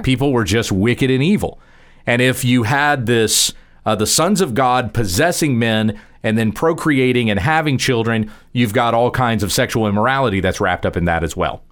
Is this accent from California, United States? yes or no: no; Texas, United States; I'm speaking as a Texan. We're here in the state of Texas